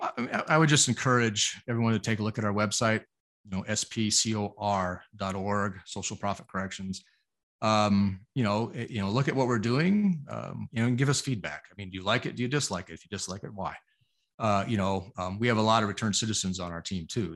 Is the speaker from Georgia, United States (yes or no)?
no; Arizona, United States; Arizona, my home state